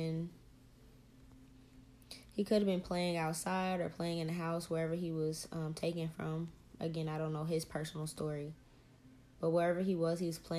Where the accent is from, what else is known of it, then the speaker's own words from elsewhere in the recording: the South, United States; We're from the South, so it was a couple states over from where we were born.